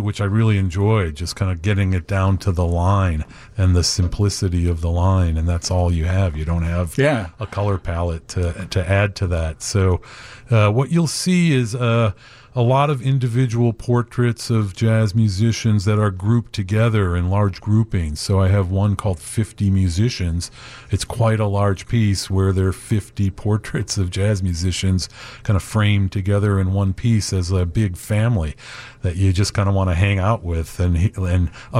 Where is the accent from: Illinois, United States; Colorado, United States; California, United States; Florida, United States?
Illinois, United States; Chicago; also born or lived in Hollywood; now in Woodstock, United States; growing up in Chicago